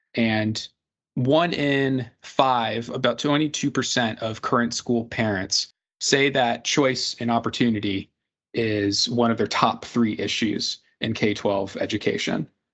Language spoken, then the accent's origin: English; Indianapolis, Indiana, United States; my hometown of Indianapolis